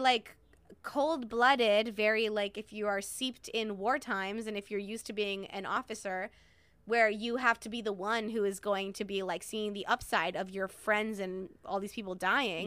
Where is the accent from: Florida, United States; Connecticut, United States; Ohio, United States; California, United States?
Connecticut, United States; Hartford; I was born in Hartford